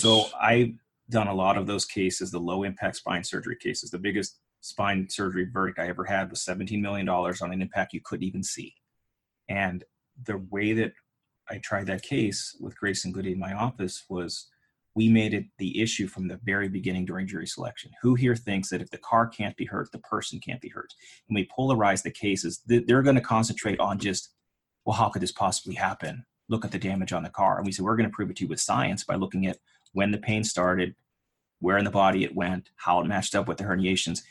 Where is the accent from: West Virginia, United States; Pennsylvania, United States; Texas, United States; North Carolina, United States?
Pennsylvania, United States; Pittsburgh; I grew up in Pittsburgh, Pennsylvania